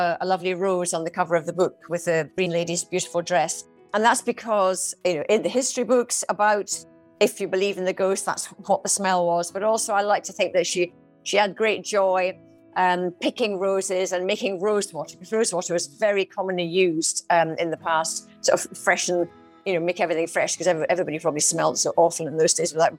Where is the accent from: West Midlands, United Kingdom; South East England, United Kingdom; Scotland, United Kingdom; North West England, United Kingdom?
Scotland, United Kingdom; Edinburgh; also born or lived in Dundee; I was actually brought up in Edinburgh